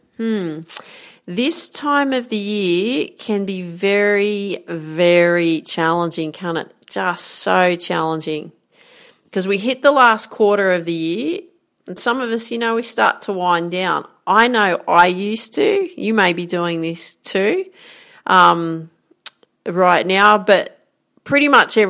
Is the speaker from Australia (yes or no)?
yes; Grafton, New South Wales, Australia; I grew up in Grafton in northern New South Wales here in Australia